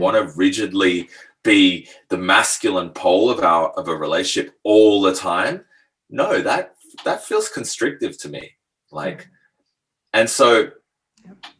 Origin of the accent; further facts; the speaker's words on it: Australia; also born or lived in France / Asia; I was born in France, but grew up in Australia.